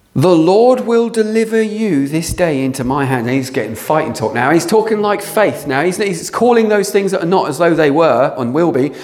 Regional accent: England, United Kingdom; we're very English, aren't we? We're very British

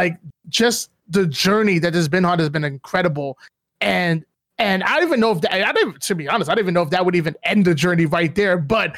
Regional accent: New Jersey, United States; now in Atlanta, United States; I'm from Jersey, but I'm here now

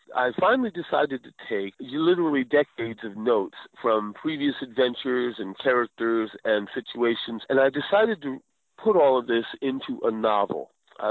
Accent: Montclair, New Jersey, United States; moved away as an adult; now in Phoenix, United States; I grew up in New Jersey, Montclair, New Jersey, though I'm living now in Phoenix, Arizona

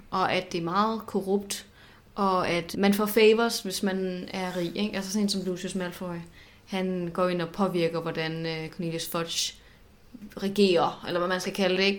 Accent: Southern Jutland, Southern Denmark, Denmark; er jeg jo selv fra Sønderland

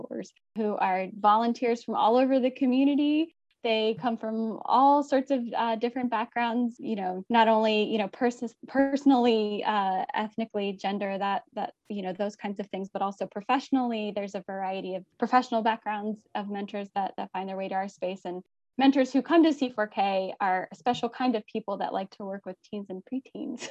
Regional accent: United States; also born or lived in Haiti / Guatemala; being an American

